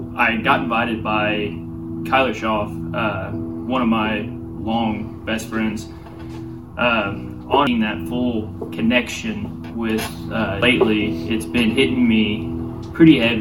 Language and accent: English; Mount Vernon, Missouri, United States; I'm from Mount Vernon, Missouri. Been here, raised here all my life